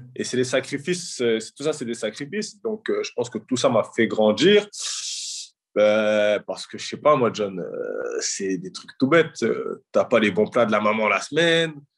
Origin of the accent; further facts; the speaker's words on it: Drancy, Île-de-France, France; à mon arrivée à Drancy, que je reviens dans le cocon familial